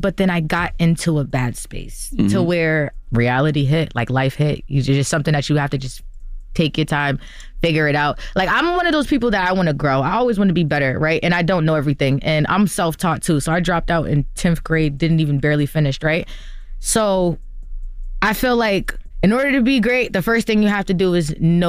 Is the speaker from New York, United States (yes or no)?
no; New Jersey, United States; now in Los Angeles, United States; Not alone with my friends, but I'm from Jersey. But we moved to LA for this.